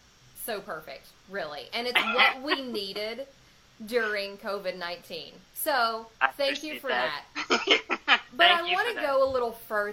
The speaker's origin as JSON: {"language": "English", "region": "West Virginia", "country": "United States", "said": "I'm from West Virginia."}